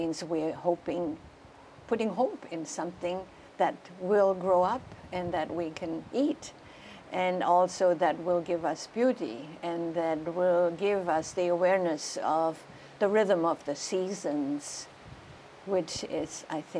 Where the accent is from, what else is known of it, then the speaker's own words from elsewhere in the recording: Germany; I was born in 1941.